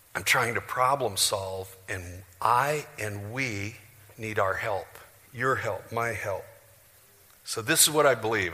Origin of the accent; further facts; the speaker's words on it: Janesville, Iowa, United States; moved away; I'm from Janesville, Iowa.